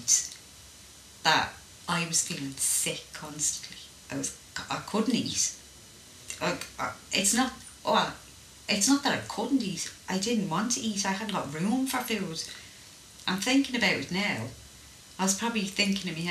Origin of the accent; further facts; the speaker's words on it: Ireland; I was brought up in Ireland